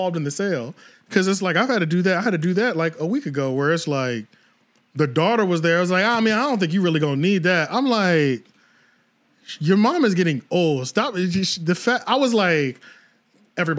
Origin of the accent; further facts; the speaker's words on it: right outside of Philadelphia, Pennsylvania, United States; Right outside of Philly